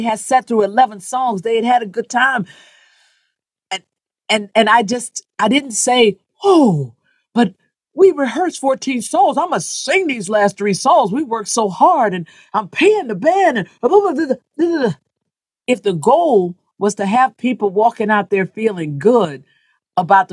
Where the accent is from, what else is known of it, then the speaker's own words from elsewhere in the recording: the South, United States; as a Black woman growing up in the South